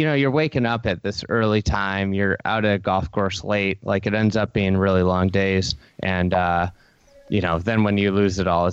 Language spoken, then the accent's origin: English; Lake Bluff, Illinois, United States; I grew up in Lake Bluff, Illinois